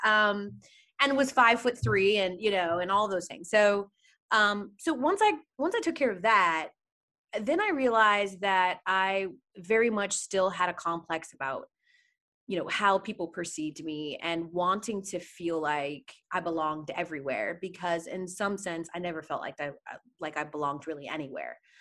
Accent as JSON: {"language": "English", "town": "Atlanta", "region": "Georgia", "country": "United States", "tie": "born or raised there", "moved": "yes", "said": "in Atlanta, my hometown"}